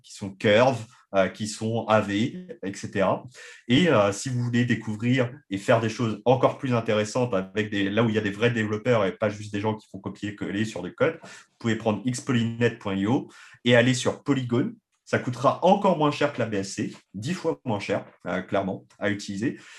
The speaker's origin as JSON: {"language": "French", "country": "France", "said": "en tant que Français"}